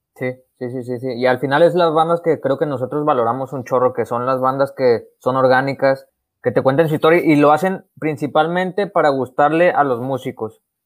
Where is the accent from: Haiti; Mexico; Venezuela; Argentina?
Mexico; somos mexicanos